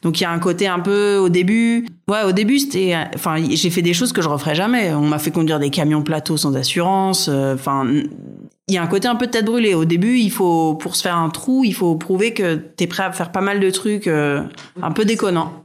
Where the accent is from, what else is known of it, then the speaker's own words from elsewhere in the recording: Rouen, Normandy, France; moved away as an adult; also born or lived in Paris; je suis normande, j'ai grandi à Rouen, j'y suis restée jusqu'au bac